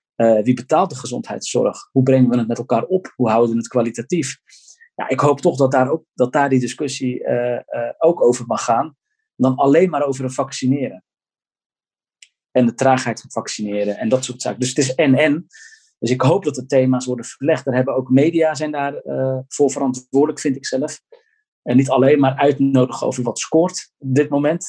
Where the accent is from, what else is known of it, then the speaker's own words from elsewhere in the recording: Gouda, South Holland, Netherlands; ik kom dan uit Gouda